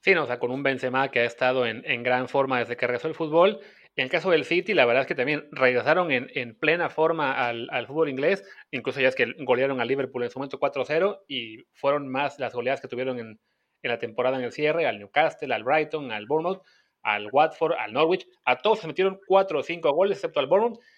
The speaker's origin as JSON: {"language": "Spanish", "country": "Mexico", "said": "como mexicanos"}